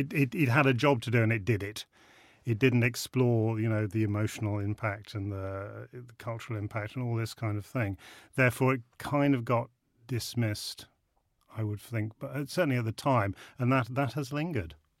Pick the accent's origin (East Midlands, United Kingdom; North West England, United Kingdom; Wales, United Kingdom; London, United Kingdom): East Midlands, United Kingdom; Rutland; I'm a Rutland lad. I grew up in Rutland